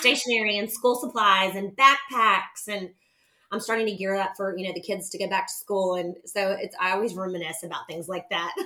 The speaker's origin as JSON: {"language": "English", "town": "Nashville", "region": "Tennessee", "country": "United States", "tie": "born or raised there", "also_born_or_lived": "Knoxville, Tennessee", "said": "I'm from Nashville, Tennessee. I'm actually a native Nashvilleian"}